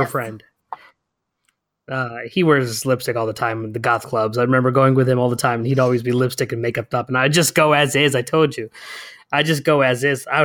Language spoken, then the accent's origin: English; Connecticut, United States; because I, I grew up in Connecticut, so I was like, all you white people have to like makeup up to look different. I'm just brown, so I already